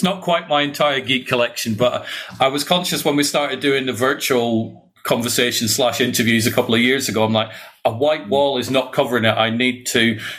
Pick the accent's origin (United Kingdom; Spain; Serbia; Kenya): United Kingdom; Scotland; now in England; No, well, originally I'm from Scotland. So I'm from Fife, but I moved down to England many, many years ago. So I've got like a mongrel accent.